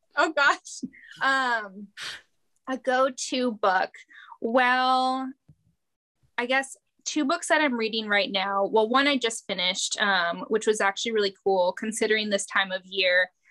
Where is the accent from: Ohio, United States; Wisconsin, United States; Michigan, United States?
Wisconsin, United States; near Green Bay; accent: Wisconsin; Growing up near Green Bay